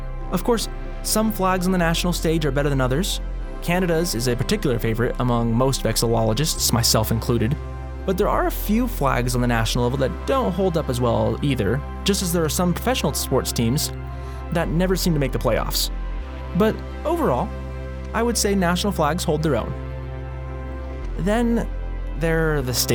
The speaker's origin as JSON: {"language": "English", "region": "Alaska", "country": "United States", "tie": "born or raised there", "said": "I grew up in Alaska"}